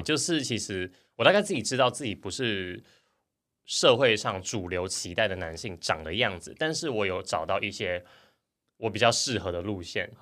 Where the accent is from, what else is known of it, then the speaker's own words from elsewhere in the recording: Hsinchu, Taiwan; 我是新竹人